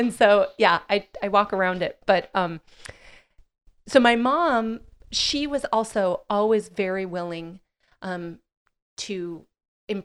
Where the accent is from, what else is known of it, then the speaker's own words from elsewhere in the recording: Midwest, United States; especially in the small Midwest, town I grew up in the Midwest, you know, absolutely no drinking